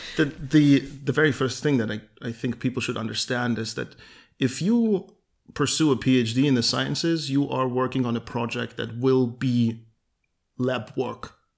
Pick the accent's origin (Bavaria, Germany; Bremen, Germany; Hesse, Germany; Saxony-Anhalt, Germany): Saxony-Anhalt, Germany; Halle; we both went to school in Halle. I w-, was born here and I have been here forever, basically.